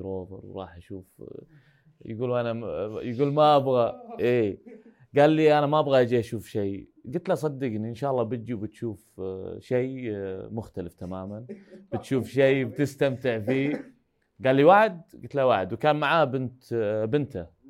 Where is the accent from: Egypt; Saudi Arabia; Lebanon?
Saudi Arabia; احنا من السعوديه جايين